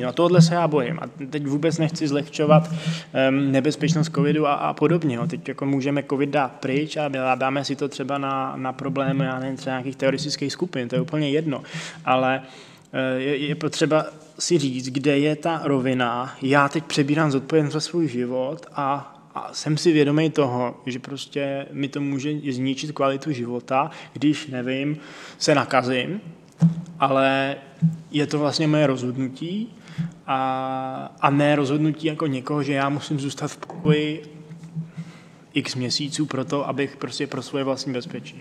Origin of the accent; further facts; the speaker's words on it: Czechia; jsme Češi